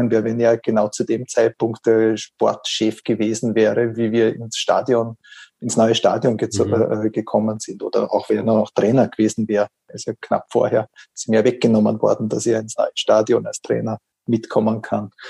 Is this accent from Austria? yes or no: yes; Vorarlberg, Austria; der Großteil sind Rapid-Fans gewesen, mhm. was in Vorarlberg, wo ich herkomme, nicht üblich ist.